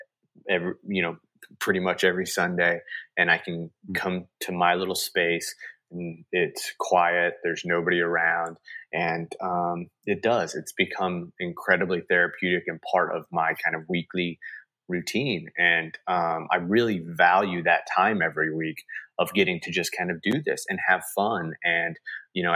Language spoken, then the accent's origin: English; Kansas City, Missouri, United States; I'm from Kansas City